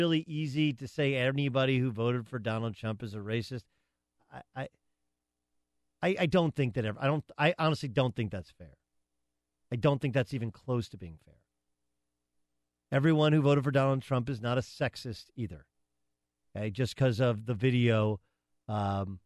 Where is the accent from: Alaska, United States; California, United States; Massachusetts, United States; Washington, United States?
California, United States; Southern; growing up in Southern California, which is a multinational kind of community